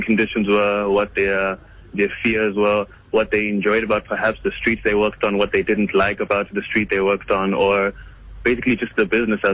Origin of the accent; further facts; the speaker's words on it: Rwanda; now in South Africa; I'm from Rwanda, originally